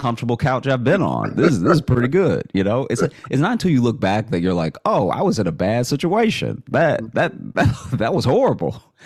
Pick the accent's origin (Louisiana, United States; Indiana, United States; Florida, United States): Louisiana, United States; Alexandria; moved away as an adult; also born or lived in Shreveport, Louisiana / Chicago; now in New York, United States; I grew up in in Alexandria